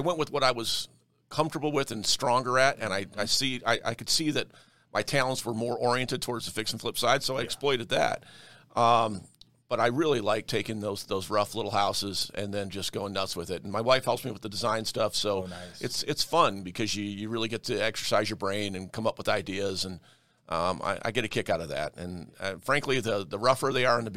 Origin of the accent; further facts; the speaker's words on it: Detroit, Michigan, United States; now in Denver, United States; I was born in Detroit, Michigan